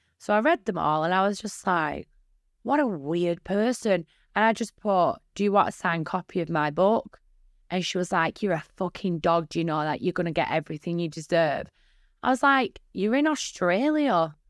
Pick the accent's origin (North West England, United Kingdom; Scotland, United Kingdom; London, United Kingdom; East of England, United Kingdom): North West England, United Kingdom; Bolton; Bolton isn't that much of a bad place, but it's a very small place with a lot of small-minded people in it.